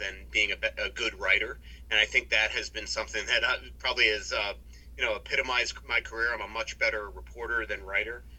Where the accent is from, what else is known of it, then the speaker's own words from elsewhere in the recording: New York, United States; moved away as an adult; also born or lived in Long Island; now in Minnesota, United States; growing up in New York and listening and wanting to be on WFAN